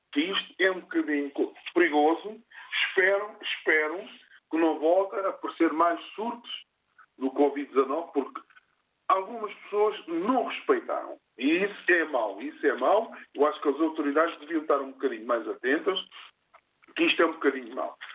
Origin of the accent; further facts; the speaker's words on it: Cape Verde; eu sou cabo-verdiano